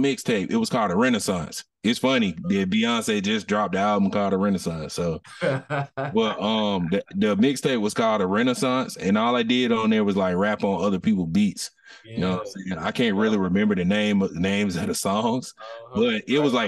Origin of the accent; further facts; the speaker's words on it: Atlanta, Georgia, United States; I'm born and raised from Atlanta